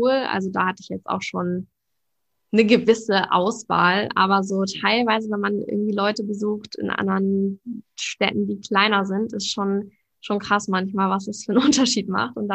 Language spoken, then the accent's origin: German; Hamburg, Germany; moved away as an adult; now in Lübeck, Germany; ich komme auch aus Hamburg